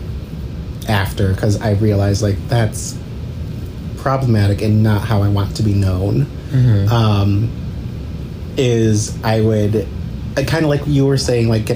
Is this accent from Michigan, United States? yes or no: yes; Detroit, Michigan, United States; also born or lived in Auburn Hills, Michigan / Mount Pleasant, Michigan; originally I moved here from Mount Pleasant, but I grew up in Metro Detroit, like in the suburbs